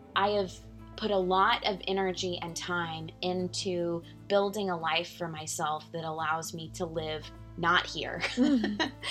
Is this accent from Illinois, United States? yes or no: no; San Antonio, Texas, United States; moved away as an adult; also born or lived in Georgetown, Texas / Dallas, Texas / New York City; now in Beeville, United States; I grew up in San Antonio, went to school there, had, you know, my parents lived there